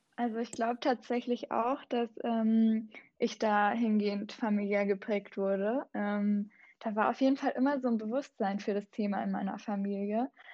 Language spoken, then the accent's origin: German; Southern Germany, Germany; now in Berlin, Germany; ich bin auch in Süddeutschland aufgewachsen, tatsächlich auch in den Bergen